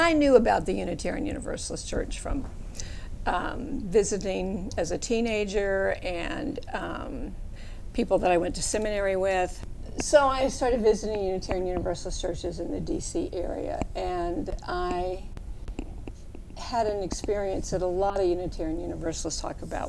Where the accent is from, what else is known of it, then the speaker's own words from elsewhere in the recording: the South, United States; moved away; also born or lived in Washington, D.C.; I grew up in the South, and my mother was almost a rabble-rouser